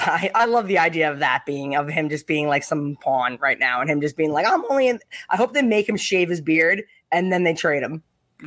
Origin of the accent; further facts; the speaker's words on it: Islip, New York, United States; I grew up in Islip, which is right next to Bayshore.